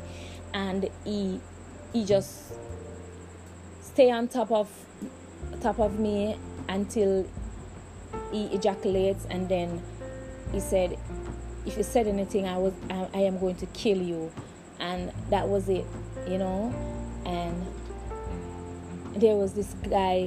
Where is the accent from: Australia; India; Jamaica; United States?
Jamaica; I am from Jamaica and we are from the ghetto